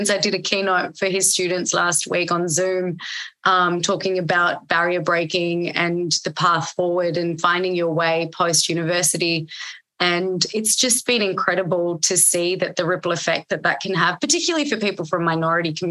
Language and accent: English; Australia; there was survivalism into growing up in Australia and anywhere that you grow up where it's not your home country or your parents' home country.